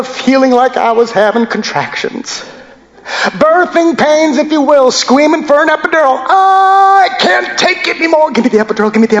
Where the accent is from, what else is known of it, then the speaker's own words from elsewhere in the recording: United States; me as an American, me as someone who's been born into this country